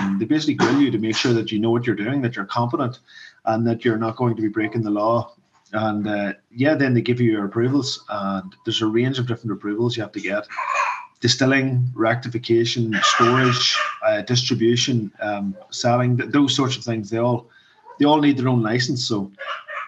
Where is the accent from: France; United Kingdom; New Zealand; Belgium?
United Kingdom; Mourne Mountains, County Down, Northern Ireland; I'm from the Mourne Mountains, basically. Yeah, so this is our area. I'm from Mourne Point, which is the next town over from Rostrever